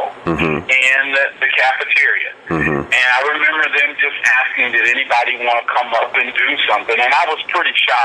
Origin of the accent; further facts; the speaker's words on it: Miami, Florida, United States; moved away as an adult; also born or lived in New York; now in California, United States; From Miami, Florida.